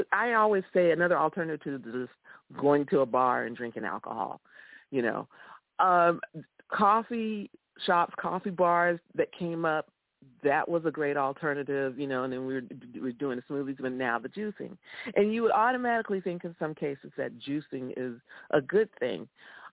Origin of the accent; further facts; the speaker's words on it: Florida, United States; I grew up in Florida